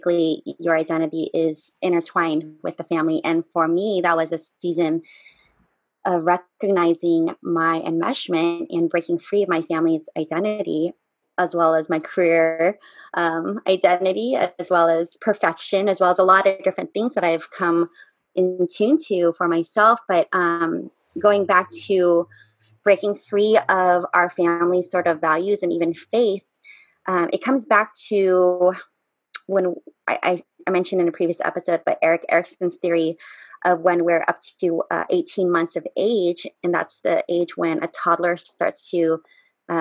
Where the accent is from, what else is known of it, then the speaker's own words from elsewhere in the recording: United States; I'm an American